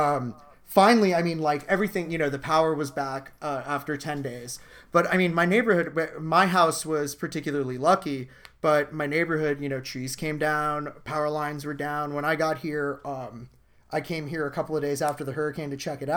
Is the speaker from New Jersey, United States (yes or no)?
no; Florida, United States; we're all from Florida